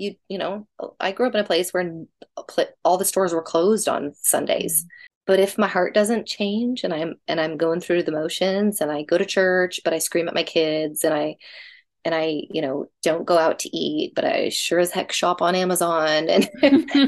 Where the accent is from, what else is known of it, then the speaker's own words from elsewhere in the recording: the South, United States; When I was little, I grew up in the South and we went to a Baptist church